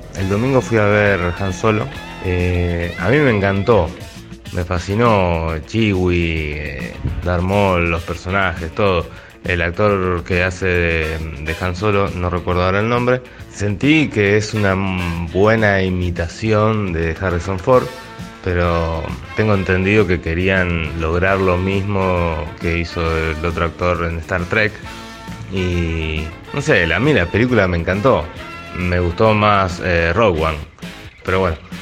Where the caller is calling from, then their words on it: Rosario, Santa Fe, Argentina; saludos desde Rosario.